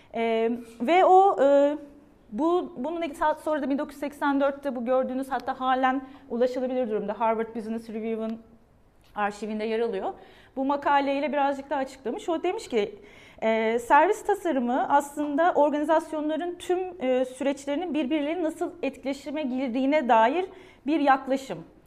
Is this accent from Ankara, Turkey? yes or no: no; Adana, Turkey; ben 1977 Adana doğumluyum.